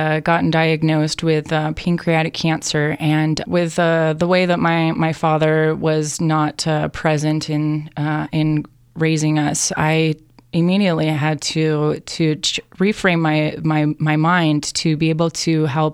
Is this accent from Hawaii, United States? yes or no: yes; Hawaii, United States; growing up in Hawaii